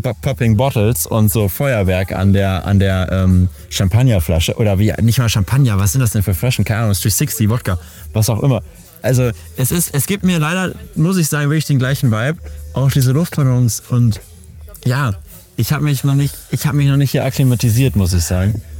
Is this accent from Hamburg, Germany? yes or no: no; Berlin, Germany; meiner Jugend in Berlin